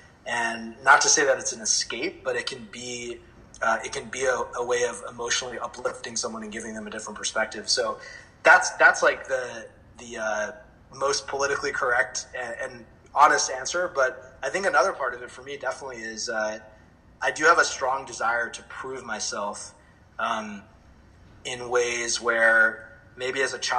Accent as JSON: {"language": "English", "country": "China", "tie": "born or raised there", "also_born_or_lived": "Switzerland / United States", "said": "You know, I grew up, my parents are Indian, and I was born in America, but I grew up in China and Switzerland and a bunch of different countries, and I was always going to different international schools."}